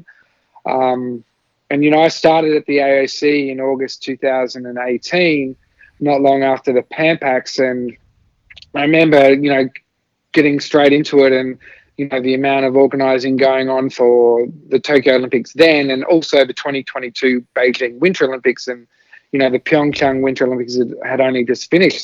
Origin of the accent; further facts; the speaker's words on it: Adelaide, South Australia, Australia; also born or lived in Southeast Asia; I moved with my family to Australia when I was about 5 and a half.